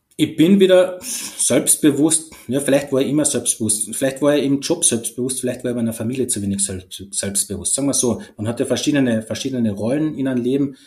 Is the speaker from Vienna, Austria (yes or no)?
no; Carinthia, Austria; ich bin aus Kärnten, das haben sicher schon mal von der Stimme erkannt